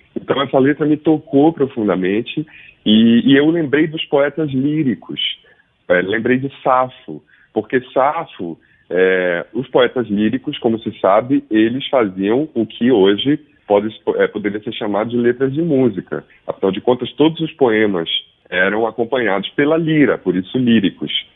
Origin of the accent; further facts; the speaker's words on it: Belém, Pará, Brazil; moved away as an adult; also born or lived in Rio de Janeiro / São Paulo; eu estou em Belém, eu nasci em Belém, construí minha vida musical em São Paulo